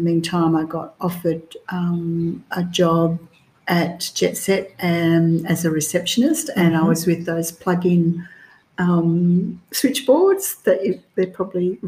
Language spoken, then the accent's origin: English; Albany, Western Australia, Australia; I was born and raised in Albany